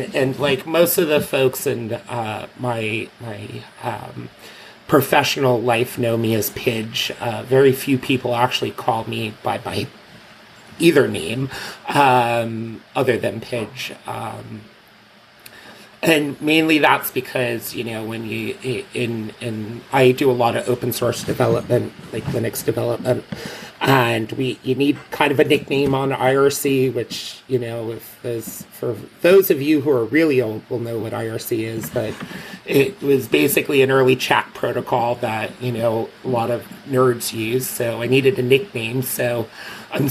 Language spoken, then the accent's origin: English; United States; moved away as an adult; now in London, United Kingdom; I'm originally from the States